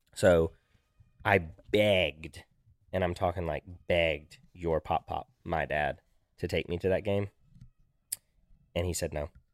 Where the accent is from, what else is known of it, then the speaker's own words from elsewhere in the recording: Auburn, Alabama, United States; also born or lived in Virginia; I'm from Auburn